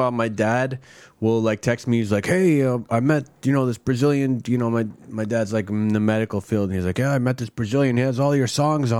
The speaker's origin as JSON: {"language": "English", "town": "Worcester", "region": "Massachusetts", "country": "United States", "tie": "born or raised there", "also_born_or_lived": "New York City", "moved": "as an adult", "lives_now": "Los Angeles, United States", "said": "I grew up in Worcester, and then I moved to New York City in 1994 or something."}